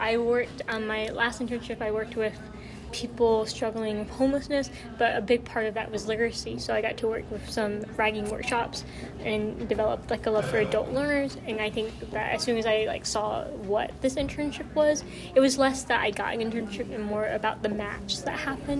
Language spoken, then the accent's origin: English; Arkansas, United States